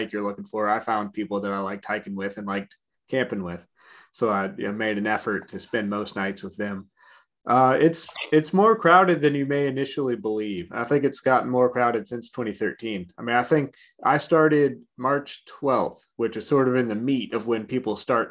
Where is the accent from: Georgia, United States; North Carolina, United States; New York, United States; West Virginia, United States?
Georgia, United States; Atlanta; moved away as an adult; also born or lived in Clemson, South Carolina / Lexington, Virginia; now in Charleston, United States; I grew up in Atlanta, Georgia